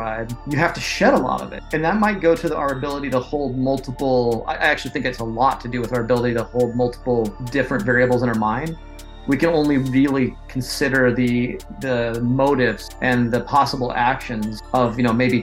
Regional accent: United States; I'm an American

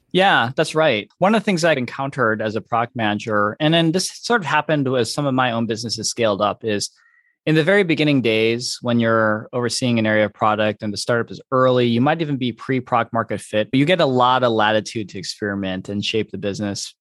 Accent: Detroit, Michigan, United States; moved away as an adult; also born or lived in California; I born and raised in Michigan

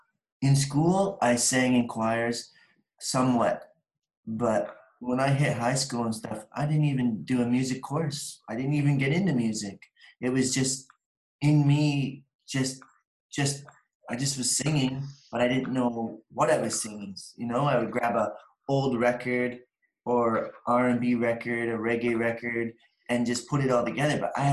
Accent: Picton, Ontario, Canada; Picton, Ontario.

